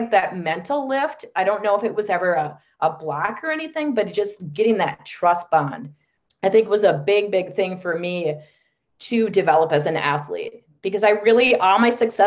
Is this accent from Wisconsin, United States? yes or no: yes; Wisconsin, United States; I was growing up in Wisconsin